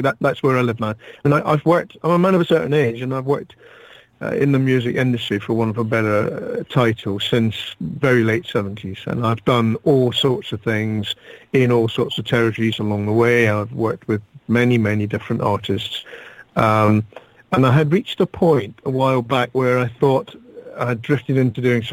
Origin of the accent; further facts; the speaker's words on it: Glasgow, Scotland, United Kingdom; moved away as an adult; now in London, United Kingdom; I'm originally from Glasgow. I live in London now.